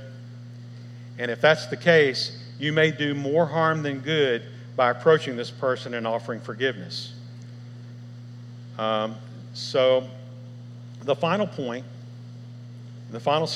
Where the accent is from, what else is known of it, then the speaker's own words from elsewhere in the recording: Memphis, Tennessee, United States; I was raised here in Memphis